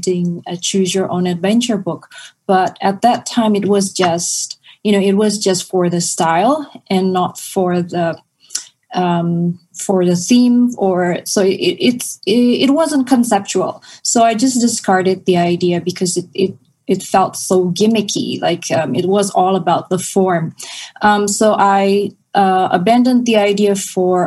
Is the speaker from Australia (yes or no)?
no; Jakarta, Indonesia; moved away as an adult; also born or lived in New York; Jakarta is my hometown.